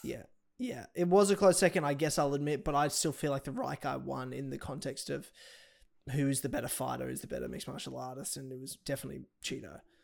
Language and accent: English; Australia; I'm Australian